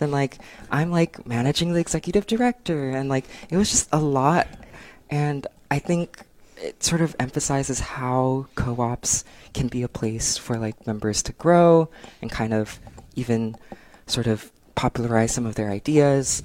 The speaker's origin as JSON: {"language": "English", "area": "San Gabriel Valley", "region": "California", "country": "United States", "tie": "born or raised there", "also_born_or_lived": "Berkeley", "lives_now": "Los Angeles, United States", "said": "I'm from the San Gabriel Valley, which is kind of like a suburb outside of LA."}